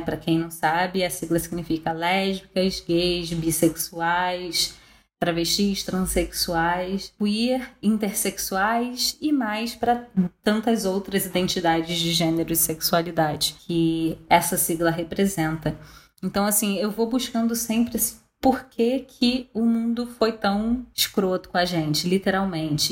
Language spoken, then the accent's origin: Portuguese; Brazil; a gente como brasileira